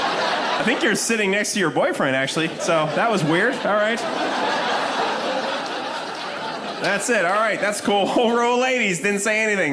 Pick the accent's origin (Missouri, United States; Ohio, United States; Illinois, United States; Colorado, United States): Colorado, United States; Denver; I'm from Denver, Colorado.